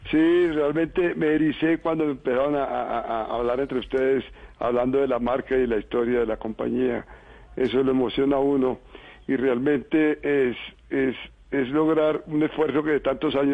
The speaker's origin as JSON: {"language": "Spanish", "town": "Villavicencio", "region": "Meta", "country": "Colombia", "tie": "born or raised there", "moved": "yes", "lives_now": "Bogotá, Colombia", "said": "todos los hijos llaneros eh, nacimos en Villavicencio, pero la sangre nuestra por papá y mamá es santanderiana."}